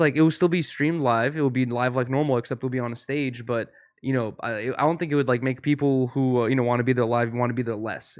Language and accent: English; Russia; moved away; I was born in Russia